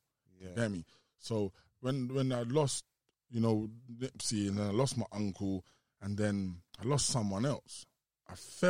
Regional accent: South East England, United Kingdom; We're both from Kent and we both went Tennyson's.

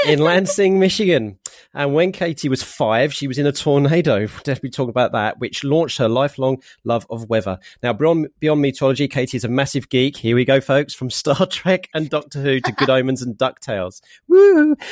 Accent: United Kingdom; also born or lived in Norfolk; I am British

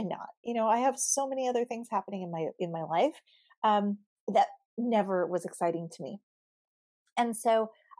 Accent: Southern California, United States; I've grown up in Southern California. I live in Southern California. I'm a native

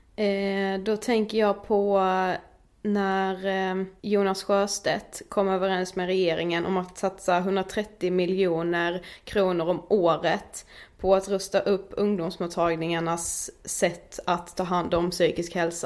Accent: Karlshamn, Blekinge, Sweden; moved away; jag var hemma i Karlshamn väldigt länge

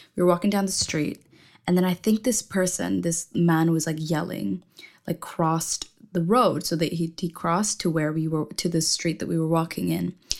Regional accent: Indonesia; moved away as an adult; now in London, United Kingdom; I am from Indonesia, and I just moved to London in September

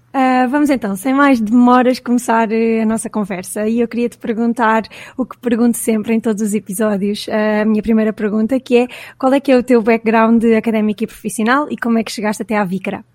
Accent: Caldas da Rainha, Centro, Portugal; moved away as an adult; also born or lived in Lisbon; eu sou das Caldas também, eh, eu não estudei na ESAD, saí das Caldas para estudar, portanto estudei em Lisboa

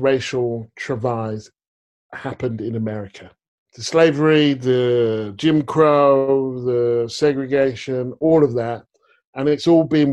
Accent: United Kingdom; also born or lived in United States; my experience of growing up in Newtown in Britain

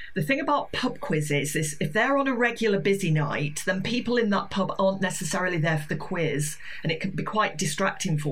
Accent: Yorkshire Dales, Yorkshire and the Humber, United Kingdom; now in Brighton, United Kingdom; I play in my village. I'm from the Yorkshire Dales, and they have a Ring the Bull in the village pub

